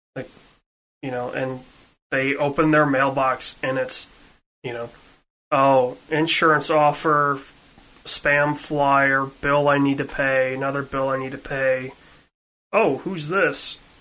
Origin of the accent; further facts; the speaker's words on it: Western Michigan, United States; where I grew up in in Western Michigan